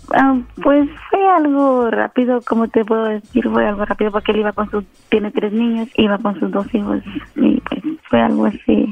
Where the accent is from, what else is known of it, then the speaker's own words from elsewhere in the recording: Guatemala; yo soy de Guatemala